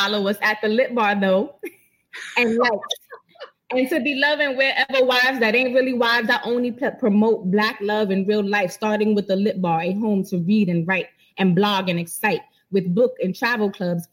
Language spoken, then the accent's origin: English; New York City, New York, United States; I'm from the Bronx, it's in my blood